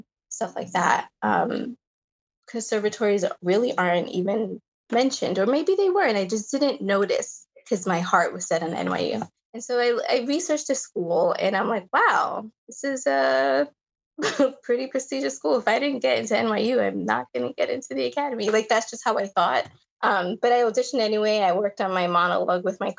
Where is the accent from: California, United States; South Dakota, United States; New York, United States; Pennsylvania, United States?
New York, United States; Long Island; I lived, I grew up on Long Island